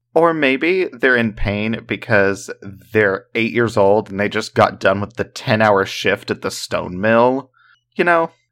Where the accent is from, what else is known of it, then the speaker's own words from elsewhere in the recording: the South, United States; we're from the South